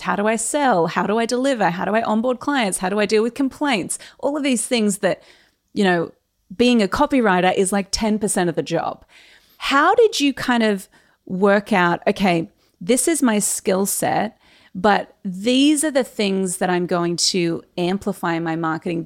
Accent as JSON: {"language": "English", "town": "Newcastle", "region": "New South Wales", "country": "Australia", "tie": "born or raised there", "said": "we are both from Newcastle. And yes. you also went to Warners Bay High, and I went to Warners Bay High."}